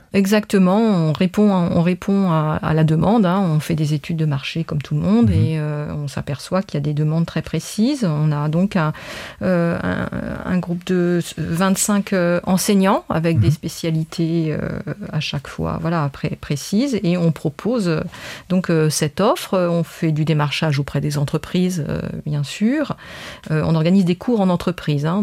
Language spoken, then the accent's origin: French; France; now in Luxembourg; je suis française